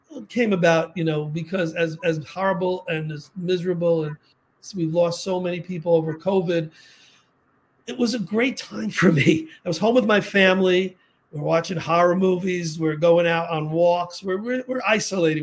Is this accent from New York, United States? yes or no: yes; New York City, New York, United States; I grew up in the Bronx